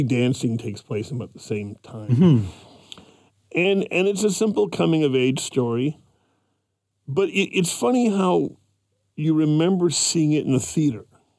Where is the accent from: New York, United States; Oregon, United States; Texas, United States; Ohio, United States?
New York, United States; New York City; moved away; I'm from Brooklyn originally, and I remember Brooklyn in 1963